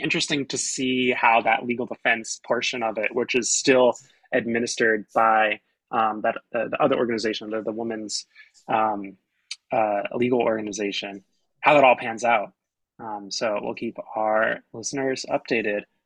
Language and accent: English; South Mountain Reservation area, New Jersey, United States; that's my hometown south mountain reservations with in walking distance from where i grew up